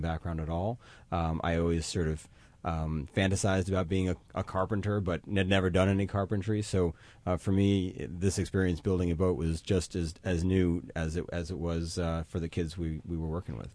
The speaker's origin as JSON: {"language": "English", "town": "New York City", "region": "New York", "country": "United States", "tie": "born or raised there", "said": "I grew up in Manhattan."}